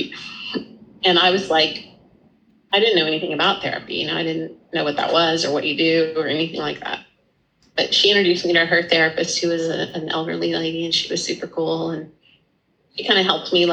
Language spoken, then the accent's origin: English; El Paso, Texas, United States; moved away as an adult; also born or lived in Dallas, Texas / Austin, Texas / Cambridge; So I was living in Dallas till I was about 10. And then we moved to El Paso, Texas. And I lived there through high school.